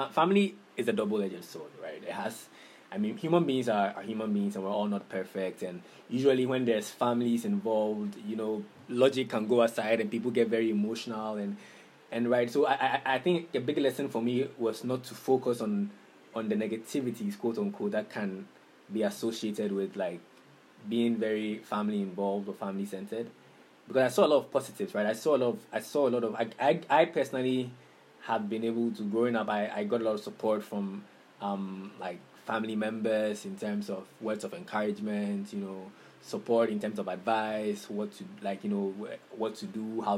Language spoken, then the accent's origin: English; Takoradi, Western Region, Ghana; moved away as an adult; also born or lived in Cape Coast, Ghana; now in Accra, Ghana; I grew up in Takoradi. I lived in Takoradi for the first about 18 years of my life